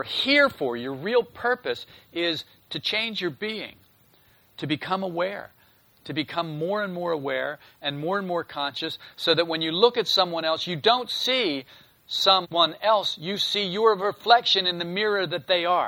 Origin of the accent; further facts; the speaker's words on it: a northern state on the East Coast, Northeast, United States; when I was a child, I was raised on the East Coast, and it was in a northern state, so we had the four seasons.